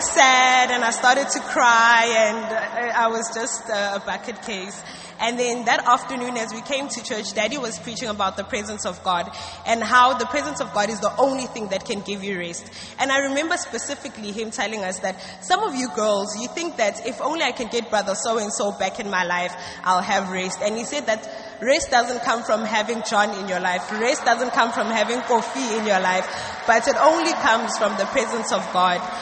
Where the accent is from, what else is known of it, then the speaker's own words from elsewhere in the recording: South Africa; now in Ghana; I'm a student of ABMTC Mampong and I'm from South Africa